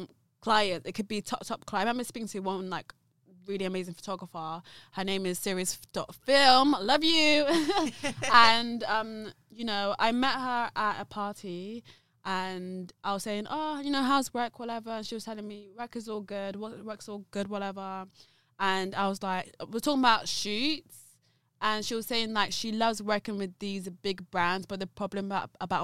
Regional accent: Gloucester, South West England, United Kingdom; also born or lived in London; I'm from Gloucester. I'm not actually from London, but I actually managed to establish my business in London

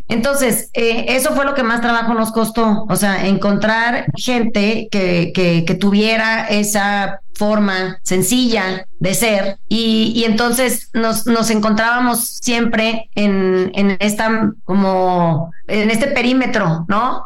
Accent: Mazatlán, Sinaloa, Mexico; yo que soy de Mazatlán, yo crecí con, con, mi mamá

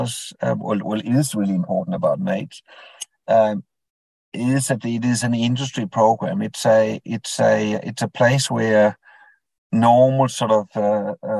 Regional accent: Denmark; born or raised there; English is a second language; moved away as an adult; now in Queensland, Australia

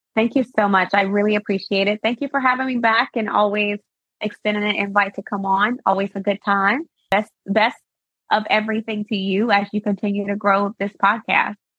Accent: Arkansas, United States; now in Washington, DC, United States; I'm born and raised in Arkansas

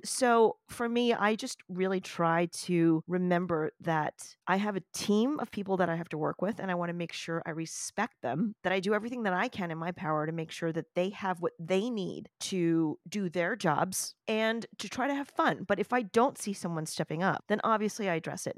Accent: New York City, New York, United States; I am a New Yorker, I was born in one of the boroughs of New York City.

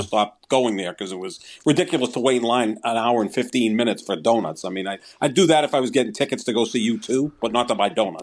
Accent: Somerville, Massachusetts, United States; Steve's, which was in Somerville, my hometown

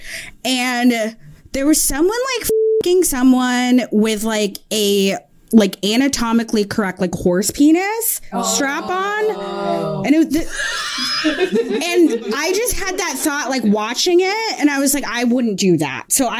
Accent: Barton, Vermont, United States; now in New York, United States; I'm like from like a redneck town near Canada, like population like 300 where I grew up.

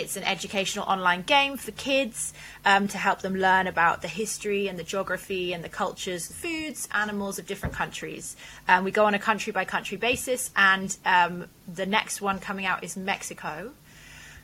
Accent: Wales, United Kingdom; also born or lived in Lebanon; the Welsh castles that I spent my childhood exploring

